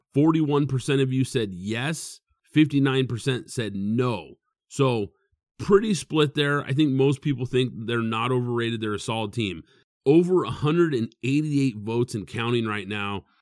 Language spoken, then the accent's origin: English; Pacific Northwest, United States; I'm from the Pacific Northwest